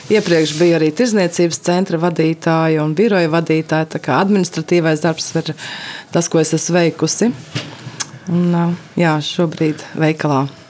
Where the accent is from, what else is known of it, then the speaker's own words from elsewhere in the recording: Sigulda, Latvia; es esmu no Siguldas